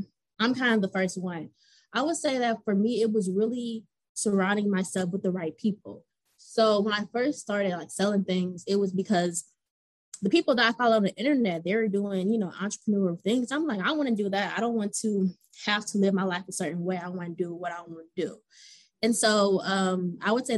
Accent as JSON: {"language": "English", "town": "Atlanta", "region": "Georgia", "country": "United States", "tie": "born or raised there", "also_born_or_lived": "Cleveland, Ohio / Kentucky", "said": "I'm actually originally from Cleveland, Ohio. So I've been in Atlanta since I was 8."}